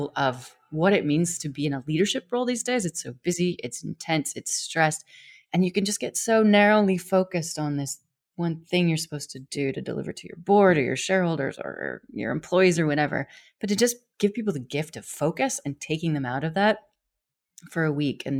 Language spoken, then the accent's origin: English; Wyoming, United States; I was born and raised in Wyoming, which is a phenomenal place, a very wild place in the US